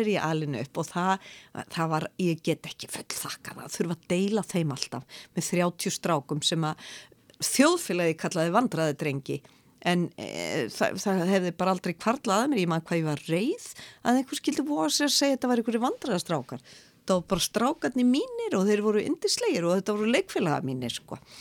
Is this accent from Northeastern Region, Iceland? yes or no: no; Reykjavík, Capital Region, Iceland; ég er nú fólkdömininu úr Reykjavík